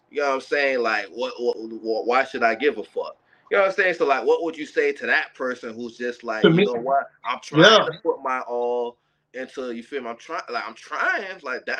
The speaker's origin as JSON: {"language": "English", "town": "Fort Lauderdale", "region": "Florida", "country": "United States", "said": "I'm from Fort Lauderdale."}